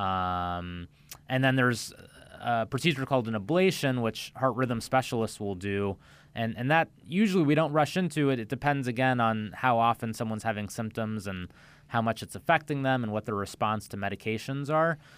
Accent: central Illinois, United States; moved away as an adult; also born or lived in Milwaukee, Wisconsin / Cleveland, Ohio / Chicago, Illinois; now in Palm Beach County, United States; I'm from the Midwest. I grew up in central Illinois

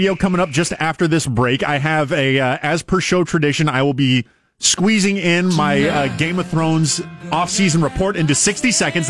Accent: California, United States; We're from California.

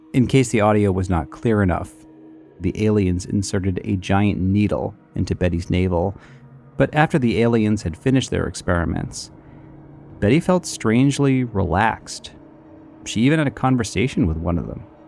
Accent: New England, United States; I'm from New England

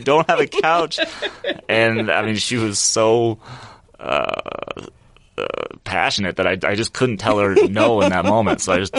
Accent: Topeka, Kansas, United States; moved away; I grew up in Topeka, Kansas.

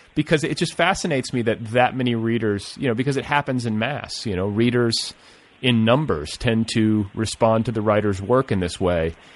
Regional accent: Indiana, United States; I'm from Indiana

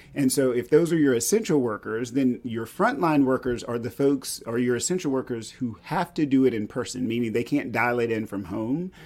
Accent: East Texas, United States; I grew up in East Texas

